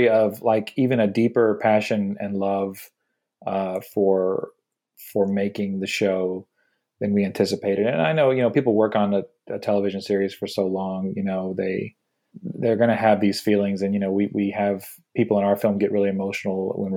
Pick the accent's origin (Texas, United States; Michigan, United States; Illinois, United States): Texas, United States; Houston; moved away; we're from Houston, Texas originally